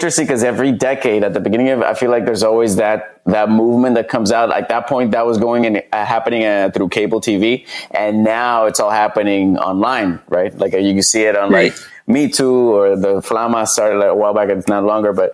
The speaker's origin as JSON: {"language": "English", "country": "Puerto Rico", "tie": "born or raised there", "also_born_or_lived": "Fresno, California", "moved": "as an adult", "lives_now": "Los Angeles, United States", "said": "I grew up like in Puerto Rico"}